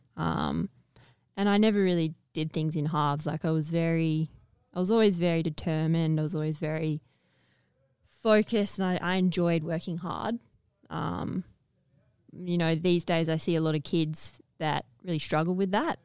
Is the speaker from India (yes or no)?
no; Perth, Western Australia, Australia; So I grew up in Perth